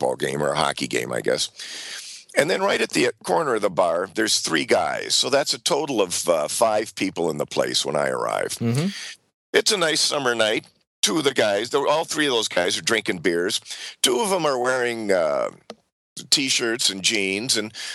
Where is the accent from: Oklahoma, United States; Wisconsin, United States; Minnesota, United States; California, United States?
Minnesota, United States; Saint Paul; my hometown where I'm talking to you from, St. Paul, Minnesota